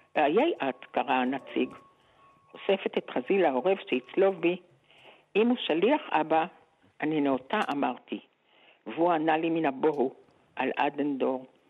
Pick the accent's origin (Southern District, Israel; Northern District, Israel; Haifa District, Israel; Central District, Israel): Northern District, Israel; Geva; also born or lived in Jerusalem; אני גרתי בגבע. כלומר, עברנו מירושלים לגבע כשאבא שלי נפטר